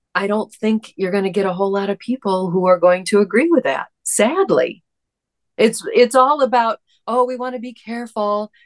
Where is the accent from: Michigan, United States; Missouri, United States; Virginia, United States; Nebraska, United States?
Michigan, United States; East Lansing; there was a situation in my hometown